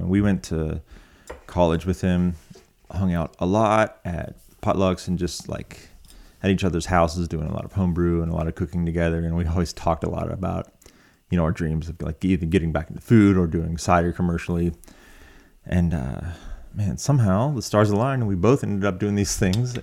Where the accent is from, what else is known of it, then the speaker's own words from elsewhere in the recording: Appalachia, United States; being from Appalachia